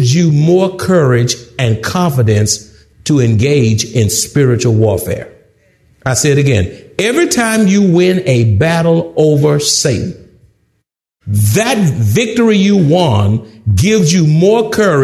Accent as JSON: {"language": "English", "town": "Houston", "region": "Texas", "country": "United States", "said": "I'm from Houston"}